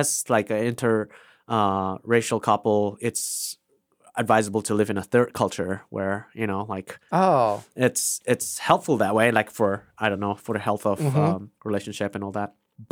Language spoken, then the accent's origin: English; India; first language Vaipei; English is a second language; It's Vaipei. That's my mother tongue.